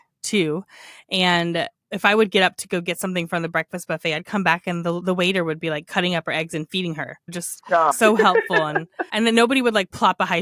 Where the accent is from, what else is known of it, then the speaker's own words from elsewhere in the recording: United States; As an American